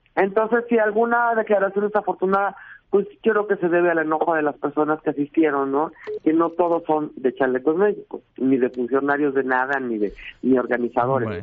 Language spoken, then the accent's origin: Spanish; Mexico; somos ante todo mexicanos